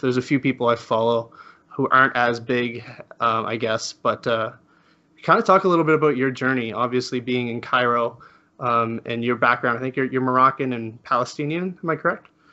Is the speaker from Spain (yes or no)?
yes; Spain; I'm from Spain